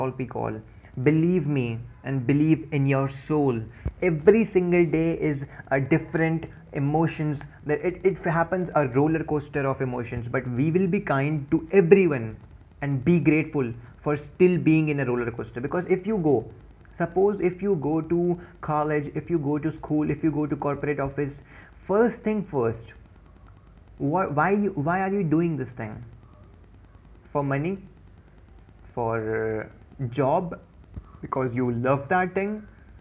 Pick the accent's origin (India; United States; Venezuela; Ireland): India; Dehradun, Uttarakhand; I'm from Dehradun.